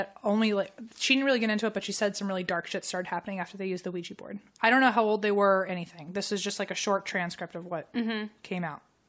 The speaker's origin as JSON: {"language": "English", "country": "United States", "accent": "American", "said": "in my American accent"}